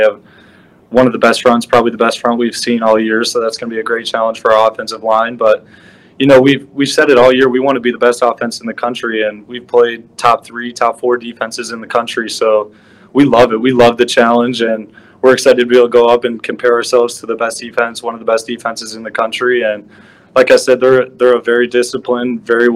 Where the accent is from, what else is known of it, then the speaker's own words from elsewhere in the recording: Naperville, Illinois, United States; I'm from Naperville